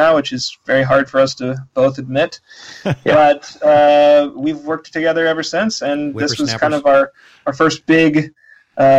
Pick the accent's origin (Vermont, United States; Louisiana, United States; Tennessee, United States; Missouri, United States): Missouri, United States; Kansas City; moved away; I'm from Kansas City actually originally